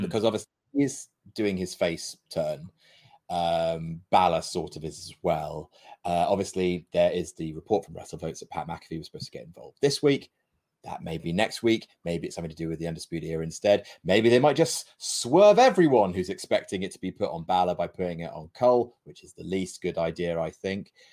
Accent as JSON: {"language": "English", "country": "United Kingdom", "said": "we're British"}